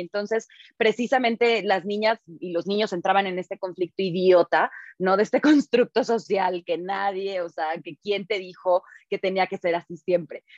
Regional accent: Veracruz, Mexico; moved away; yo me crié en Veracruz, en un pueblillo por allá

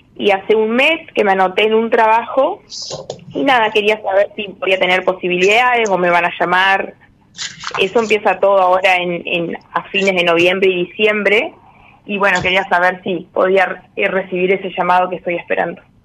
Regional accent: Entre Ríos, Argentina; de Entre Ríos

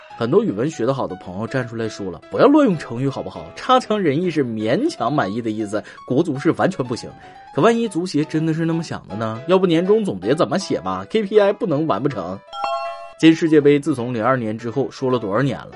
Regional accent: northern China, China; 身为北方人的我无法理解南方人看到雪的激动

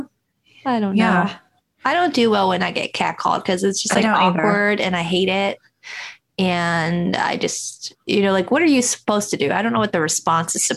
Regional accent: Midwest, United States; We're from the Midwest

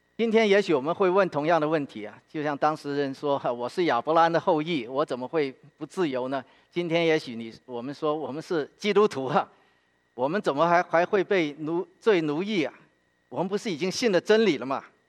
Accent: Guangzhou, Guangdong, China; now in Philadelphia, United States; 我是广州人

